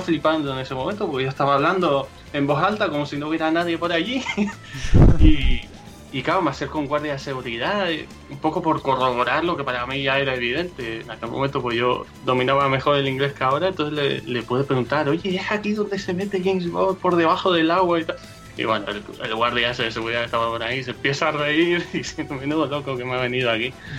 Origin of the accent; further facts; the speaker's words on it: Canary Islands, Spain; nosotros somos canarios